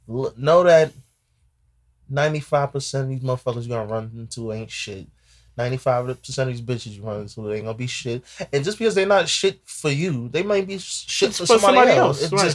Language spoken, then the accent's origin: English; Ghana; You know, I'm from Ghana, that's my Ghanaian.